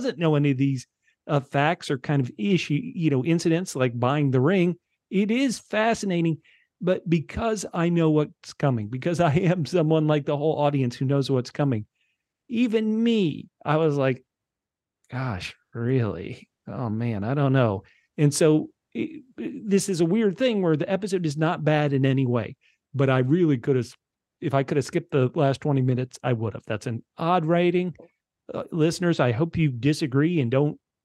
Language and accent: English; United States; as an American